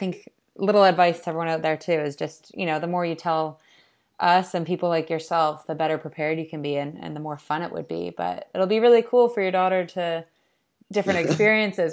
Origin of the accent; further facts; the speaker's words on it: Canada; now in London, United Kingdom; I grew up sailing in Canada